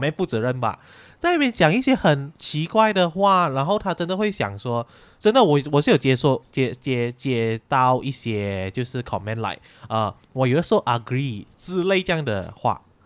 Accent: Malaysia; 我们马来西亚人就是，我们都有各种语言啊

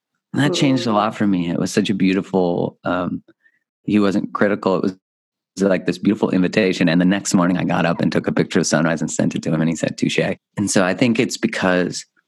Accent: Canada; I grew up in Canada

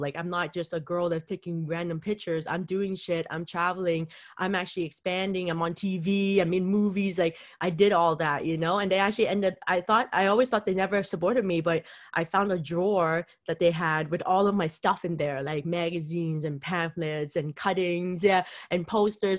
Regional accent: Vancouver, British Columbia, Canada; I'm here in, from Vancouver

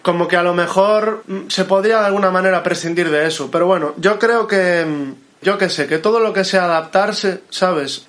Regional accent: Moaña, Galicia, Spain; mi pueblo, de Moaña, donde vivo

